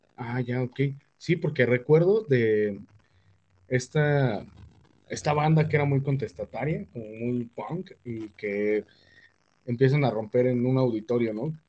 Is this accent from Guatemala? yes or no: no; Mexico; como mexicano